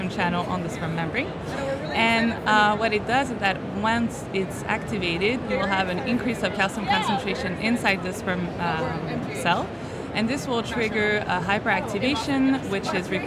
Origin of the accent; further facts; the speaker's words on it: Geneva, Switzerland; I'm from Switzerland, Geneva, actually